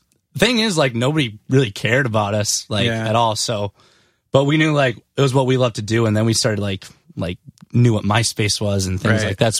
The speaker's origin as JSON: {"language": "English", "town": "Benson", "region": "Minnesota", "country": "United States", "tie": "born or raised there", "said": "born and raised in Benson, Minnesota, which is like 3,000 people."}